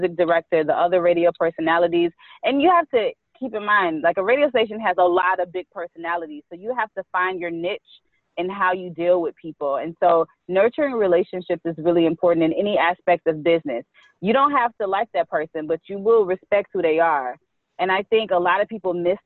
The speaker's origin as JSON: {"language": "English", "town": "Chattanooga", "region": "Tennessee", "country": "United States", "moved": "as an adult", "lives_now": "Washington, D.C., United States", "said": "I'm originally from Chattanooga, Tennessee."}